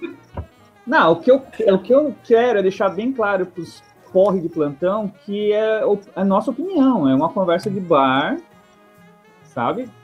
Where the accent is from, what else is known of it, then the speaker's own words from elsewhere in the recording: Criciúma, Santa Catarina, Brazil; eu sou natural de Criciúma e moro aqui também, atualmente